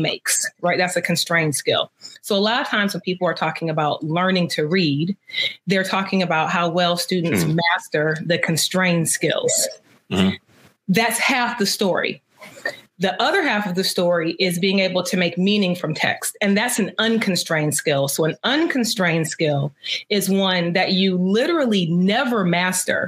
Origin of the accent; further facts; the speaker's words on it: Detroit, Michigan, United States; I grew up in Detroit.